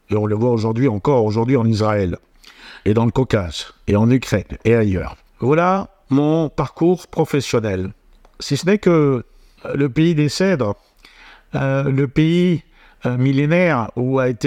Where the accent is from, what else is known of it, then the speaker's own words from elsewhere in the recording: France; Je suis français et fier de l'être.